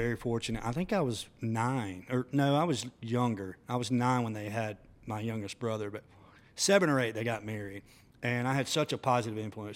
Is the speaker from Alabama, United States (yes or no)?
yes; Demopolis, Alabama, United States; moved away; growing up in Demopolis was awesome